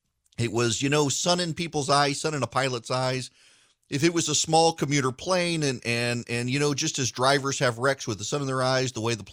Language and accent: English; Dubai, United Arab Emirates; You know, I was a kid. I grew up in Dubai.